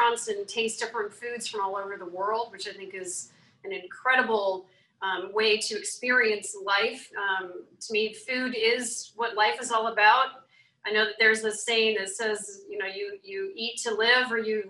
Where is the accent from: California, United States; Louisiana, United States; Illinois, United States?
Louisiana, United States; New Orleans; I was born in New Orleans, so that's a little bit of my heritage that comes through.